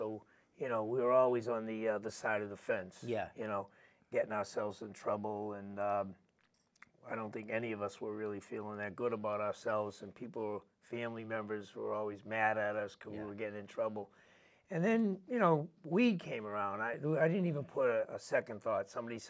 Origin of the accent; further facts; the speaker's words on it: Boston, Massachusetts, United States; I grew up in Hyde Park, and at that time there wasn't a lot of drugs in the community, believe it or not.